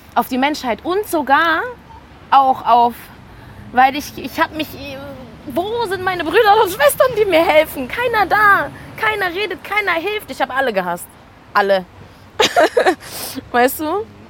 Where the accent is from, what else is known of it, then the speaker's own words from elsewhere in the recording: Karlsruhe, Baden-Württemberg, Germany; also born or lived in Mannheim; ich bin in Karlsruhe geboren und die ersten elf Jahre habe ich dort gelebt. Ich habe in einem Russenviertel gewohnt, alle waren weiß. Ich bin dann nach Mannheim gezogen mit zwölf